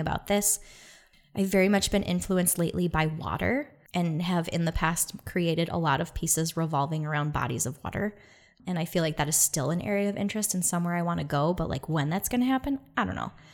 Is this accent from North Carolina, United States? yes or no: no; Detroit, Michigan, United States; I'm from Detroit